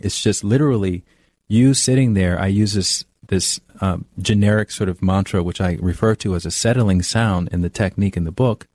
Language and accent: English; Alabama, United States; moved away as an adult; also born or lived in New York; now in Los Angeles, United States; I'm from the South, I'm from Alabama